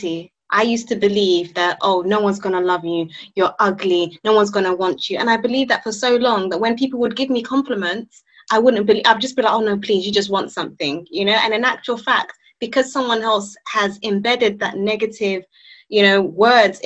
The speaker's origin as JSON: {"language": "English", "country": "Nigeria", "said": "I'm Nigerian"}